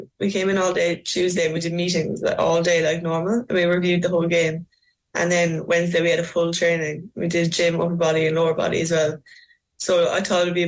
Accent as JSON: {"language": "English", "town": "Macroom", "region": "Munster", "country": "Ireland", "tie": "born or raised there", "moved": "as an adult", "lives_now": "Melbourne, Australia", "said": "I actually love Macroom. I love going back to my hometown"}